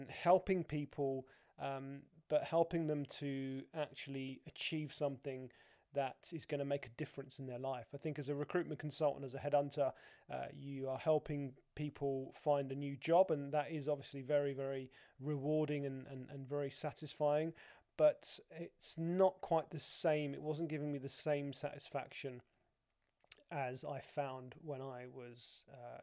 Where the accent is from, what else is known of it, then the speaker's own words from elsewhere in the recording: London, United Kingdom; moved away as an adult; also born or lived in Dubai; I'd born and bred in London